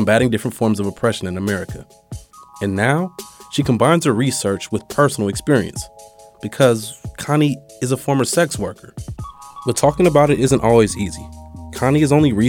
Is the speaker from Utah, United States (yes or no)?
no; Oakland, California, United States; Growing up in Oakland